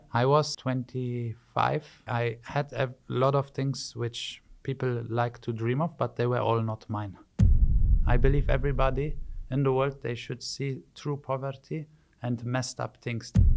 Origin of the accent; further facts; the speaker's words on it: Wittlich, Rhineland-Palatinate, Germany; moved away as an adult; also born or lived in Poland; now in Dubai, United Arab Emirates; I grew up in Germany from the age of two to 22, and then I left to Dubai